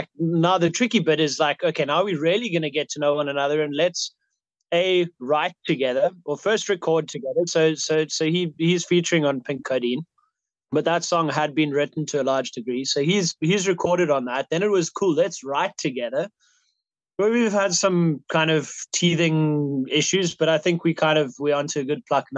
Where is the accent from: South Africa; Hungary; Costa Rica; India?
South Africa; we come from South Africa